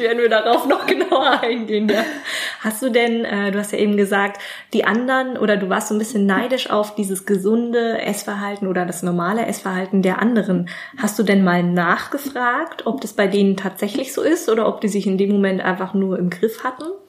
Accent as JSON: {"language": "German", "country": "Germany", "said": "Gerade als Deutscher"}